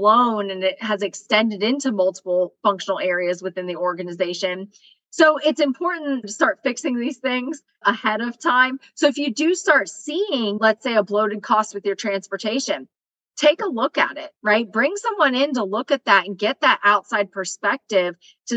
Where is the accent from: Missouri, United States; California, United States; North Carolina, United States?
North Carolina, United States; Western; moved away; I'm from Western North Carolina. My area code is 828